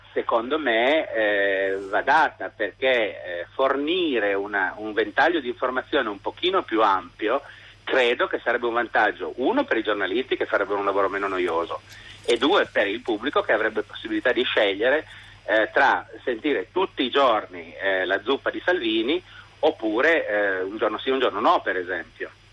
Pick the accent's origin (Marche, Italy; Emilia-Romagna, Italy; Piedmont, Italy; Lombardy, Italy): Piedmont, Italy; Turin; in questo momento chiamo dal mare, ma in realtà sono torinese.